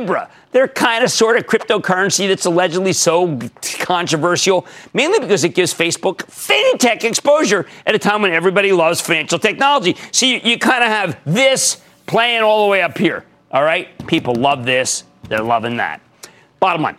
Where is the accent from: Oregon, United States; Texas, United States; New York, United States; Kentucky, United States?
New York, United States; New York City; in my hometown of Brooklyn